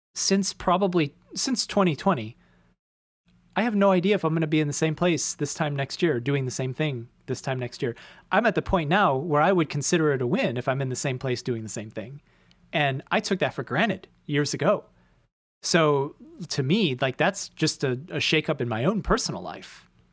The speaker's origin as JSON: {"language": "English", "town": "Chicago", "region": "Illinois", "country": "United States", "tie": "born or raised there", "moved": "as an adult", "lives_now": "New York City, United States", "said": "left my hometown, come to a completely different place where I know one person amongst nine million people"}